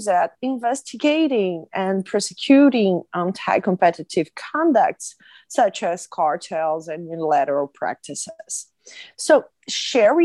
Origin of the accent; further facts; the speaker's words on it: Brazil; from the University of Brasilia in Brazil